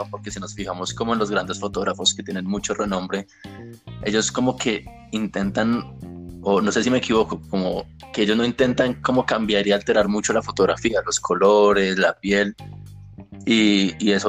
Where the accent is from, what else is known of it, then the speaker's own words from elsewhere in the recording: Colombia; nosotros como colombianos